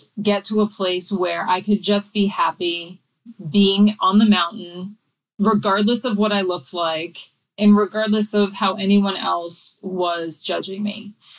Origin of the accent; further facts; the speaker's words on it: New England, United States; I grew up in New England